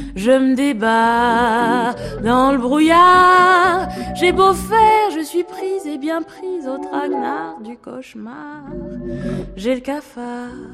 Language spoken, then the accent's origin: French; United States; moved away; also born or lived in Aix-en-Provence; je suis américaine